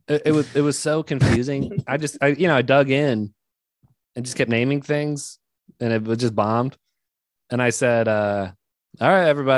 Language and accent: English; Alexandria, Virginia, United States; moved away; I'm actually from here, I'm from Alexandria.